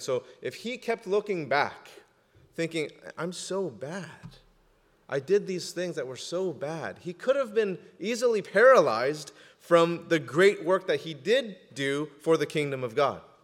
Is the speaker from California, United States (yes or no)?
yes; Southern California, United States; I'm from Southern California, and I put the before the number